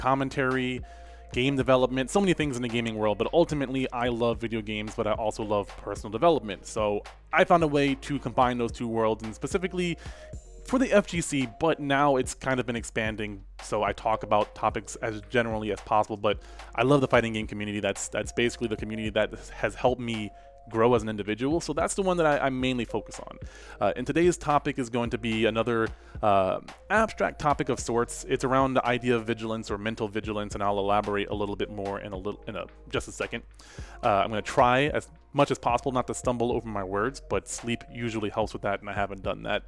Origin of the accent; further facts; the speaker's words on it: New Jersey, United States; I was born in New Jersey